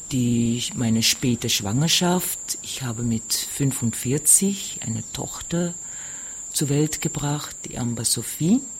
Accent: Paramaribo, Paramaribo District, Suriname; now in Austria; Ich bin in Surinam geboren, ich in der Hauptstadt Paramaribo. Ich lebe schon seit 24 Jahren in Österreich

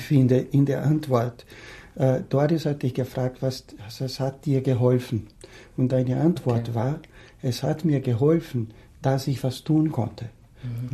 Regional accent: Brazil; moved away as an adult; now in Austria; Ich komme ursprünglich aus Brasilien

